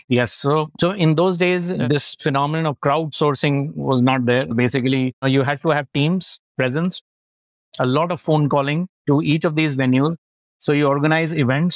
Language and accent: English; Lucknow, Uttar Pradesh, India; Born and brought up in Lucknow and did my schooling at La Martiniere, Lucknow